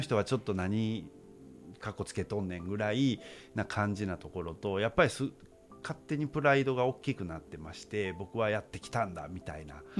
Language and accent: Japanese; United States; moved away as an adult; now in Japan; もうアメリカで育ったので